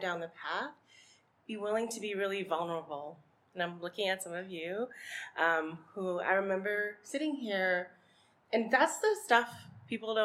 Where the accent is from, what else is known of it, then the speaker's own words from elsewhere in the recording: Massachusetts, United States; I grew up in Massachusetts, which has a troubled lineage